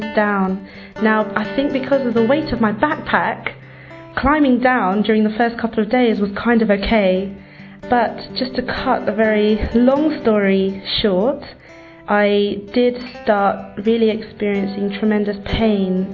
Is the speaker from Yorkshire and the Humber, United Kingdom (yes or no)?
no; London, United Kingdom; I was born and raised here in London, but I have no British blood in me